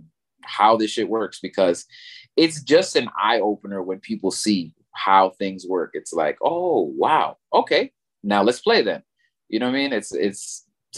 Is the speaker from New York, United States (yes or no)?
yes; New York, United States; also born or lived in Puerto Rico; I'm from New York and I live in a pretty Spanish neighborhood in New York